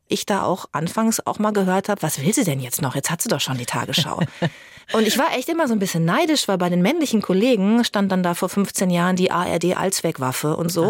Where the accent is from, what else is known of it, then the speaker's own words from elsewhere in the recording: Germany; ich bin in Bad Springer aufgewachsen, am Teutoburger Wald, also sehr ländlich auch